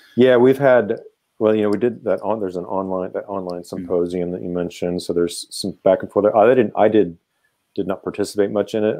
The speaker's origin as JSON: {"language": "English", "town": "Kansas City", "country": "United States", "tie": "born or raised there", "said": "all my teams are from Kansas City, my hometown"}